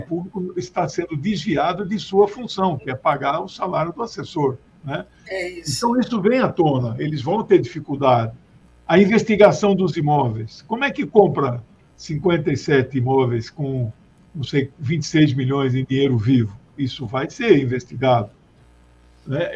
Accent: Brazil; eu também nasci em Mato Grosso, depois foi dividido

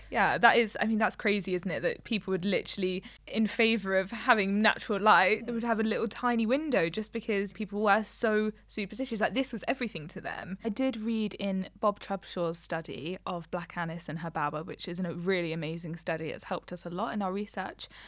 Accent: Leicester, East Midlands, United Kingdom; we're from Leicester

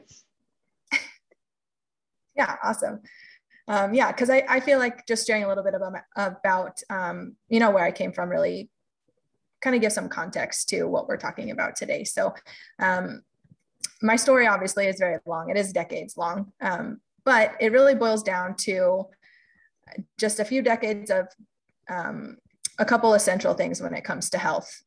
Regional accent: California, United States; also born or lived in Boston, Massachusetts; now in Kansas, United States; I grew up in California and also lived in Boston for a period of time

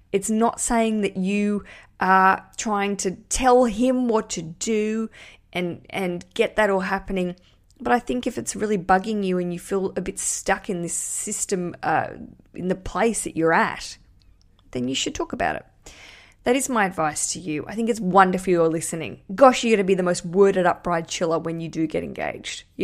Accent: Australia; accent: Australian; I'm just a, just an Australian

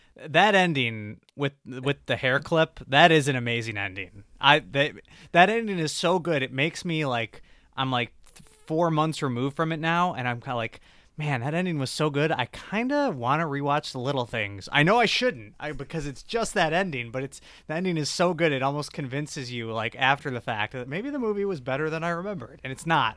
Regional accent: Michigan, United States; my home state of Michigan

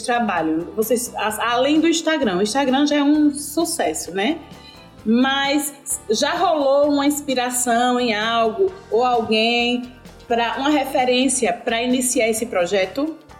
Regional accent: Piranhas, Alagoas, Brazil; como eu sou de Piranhas

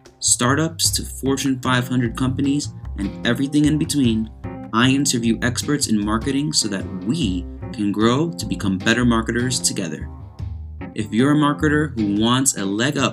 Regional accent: United States; accent: American; my American accent

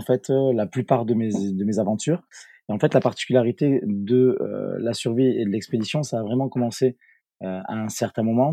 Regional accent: Bordeaux, Nouvelle-Aquitaine, France; je vais rentrer dans mon pays d'origine. Et je suis rentré à, à Bordeaux

